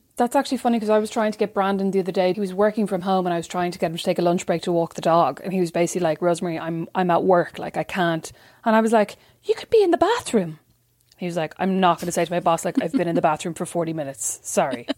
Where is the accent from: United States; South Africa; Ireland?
Ireland; Kildare, Leinster; moved away; my hard life as a white girl growing up in Kildare